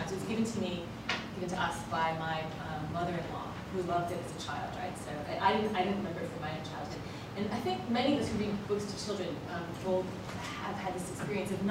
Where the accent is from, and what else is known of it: New York, United States; moved away